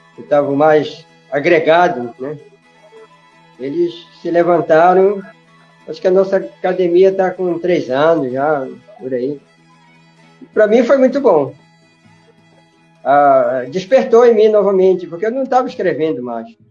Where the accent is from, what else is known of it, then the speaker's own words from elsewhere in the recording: Breves, Pará, Brazil; moved away; eu ia lá para minha cidade onde eu morava, né, que eu nasci lá em Breve